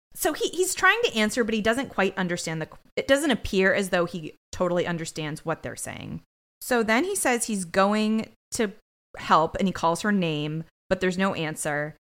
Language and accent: English; New England, United States; We're from New England